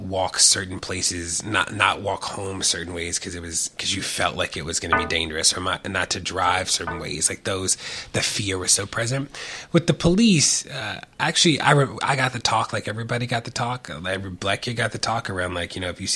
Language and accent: English; Baltimore, Maryland, United States; Born and raised in Baltimore, like from Baltimore